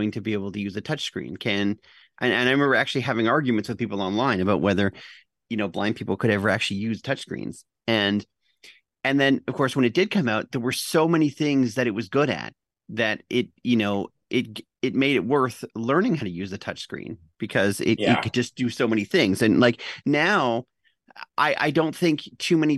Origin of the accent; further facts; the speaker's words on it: Canada; I'm the Canadian